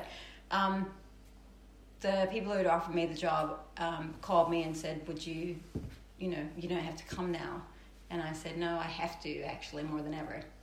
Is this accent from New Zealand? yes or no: yes; Auckland, New Zealand; moved away as an adult; also born or lived in London / New York; I was born in Auckland, New Zealand